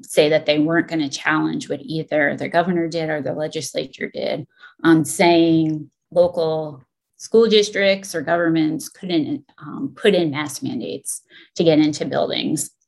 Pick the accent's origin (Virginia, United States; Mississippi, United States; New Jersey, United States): New Jersey, United States; coast of; the coast of New Jersey, where I grew up